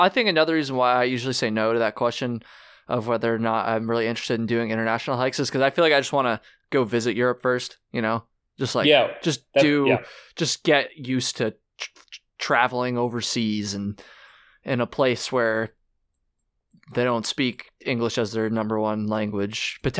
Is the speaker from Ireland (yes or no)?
yes; Ireland; Maybe Ireland. I'd go to Ireland, do some hiking there. I'm Irish.